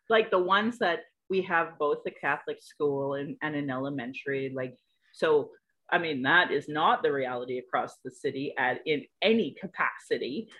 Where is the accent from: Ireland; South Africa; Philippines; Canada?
Canada; Calgary, Alberta; I was born in Calgary